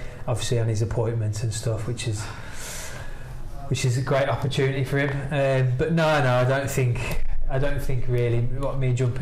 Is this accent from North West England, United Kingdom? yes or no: no; Wolverhampton, West Midlands, United Kingdom; we started at Wolves, my hometown team, 14, 15